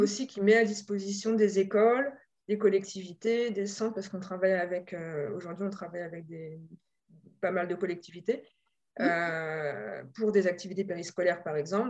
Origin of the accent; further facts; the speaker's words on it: Normandy, France; moved away as an adult; also born or lived in Paris region; J'ai grandi en Normandie et je suis venue à Paris